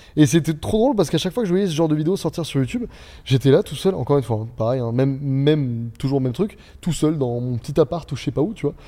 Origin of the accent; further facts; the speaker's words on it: Beaune, Bourgogne-Franche-Comté, France; moved away as an adult; also born or lived in Dijon / Angers; on vient tous de l'Est, mais tous